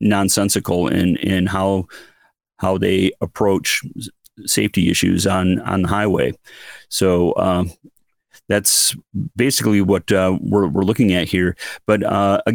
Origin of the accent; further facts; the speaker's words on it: Midland, Michigan, United States; from my hometown of Midland